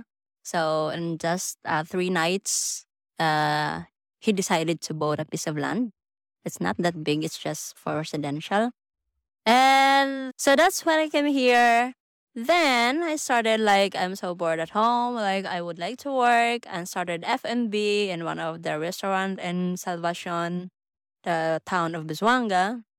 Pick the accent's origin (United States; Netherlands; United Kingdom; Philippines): Philippines; Mindanao; Well, I'm originally from Mindanao, but I moved here last year.